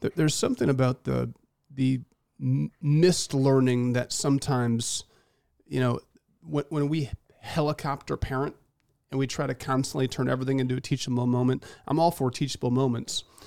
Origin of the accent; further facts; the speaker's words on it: central Michigan, United States; moved away; being from central Michigan